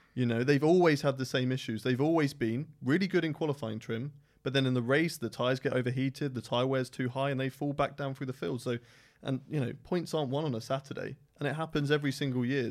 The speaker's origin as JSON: {"language": "English", "country": "United Kingdom", "said": "I am British through and through"}